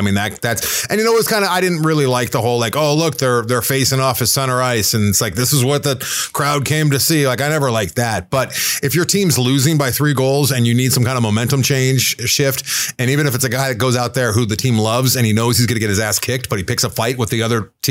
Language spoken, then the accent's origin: English; Southern California, United States; I was born and raised in Southern California